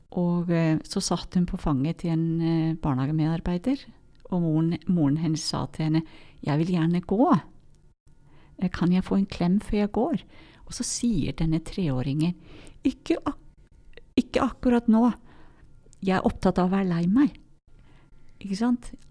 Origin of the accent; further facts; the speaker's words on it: Iceland; Norwegian is a second language; moved away; Jeg merker noen ganger at jeg er islending